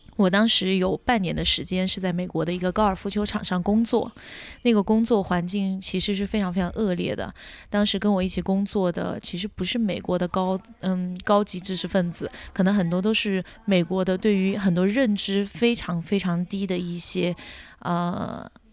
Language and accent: Chinese; Kangding, Sichuan, China; also born or lived in United States / United Kingdom; now in Hangzhou, China; 生长在青藏高原腹地，美丽的情歌的故乡康定，因为工作的原因来到了杭州